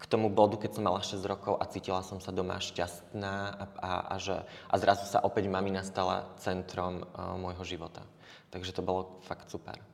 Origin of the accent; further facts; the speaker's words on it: Spišská Nová Ves, Košice Region, Slovakia; moved away as an adult; also born or lived in Germany; now in Košice, Slovakia; ja pochádzam zo Spišskej Novej Vsi